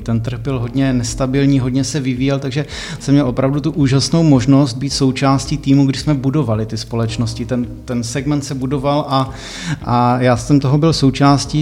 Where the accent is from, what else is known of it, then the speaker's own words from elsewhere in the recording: Czechia; něco podobného mi tady doma chybí, tak jsem si to vlastně přivezl sem do Čech